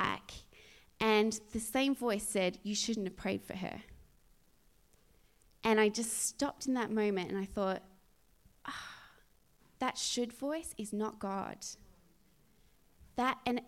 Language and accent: English; Australia; moved away; at my mum's house in my hometown